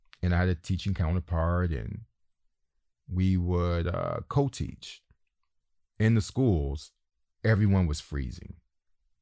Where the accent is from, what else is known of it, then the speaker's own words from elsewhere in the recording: United States; moved away; I'm the American.